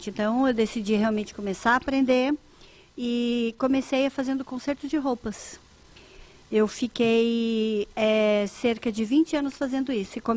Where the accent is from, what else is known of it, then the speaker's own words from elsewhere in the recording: Santa Rosa, Rio Grande do Sul, Brazil; moved away; also born or lived in Joinville / Curitiba; Eu era uma jovem que saiu da, da roça, saí de Santa Rosa, no Rio Grande